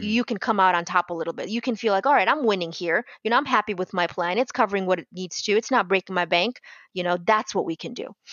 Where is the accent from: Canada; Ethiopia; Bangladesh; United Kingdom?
Bangladesh; now in Tampa, United States; I'm originally from Bangladesh